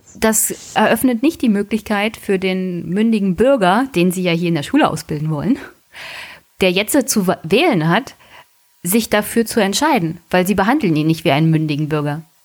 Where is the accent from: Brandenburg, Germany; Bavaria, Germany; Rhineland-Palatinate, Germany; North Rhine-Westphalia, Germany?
Brandenburg, Germany; als Brandenburger